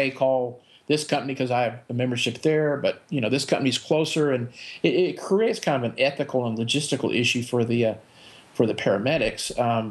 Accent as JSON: {"language": "English", "town": "Midlothian", "region": "Texas", "country": "United States", "tie": "born or raised there", "also_born_or_lived": "Dallas Fort Worth, Texas", "moved": "yes", "lives_now": "Nevada, United States", "said": "my hometown of Midlothian, Texas"}